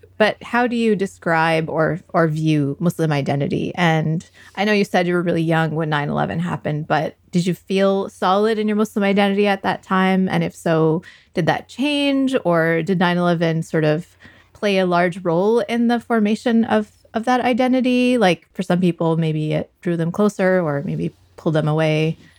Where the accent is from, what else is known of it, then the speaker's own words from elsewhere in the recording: United States; I feel uncomfortable when I go to a Pakistani masjid, and I'm Pakistani American.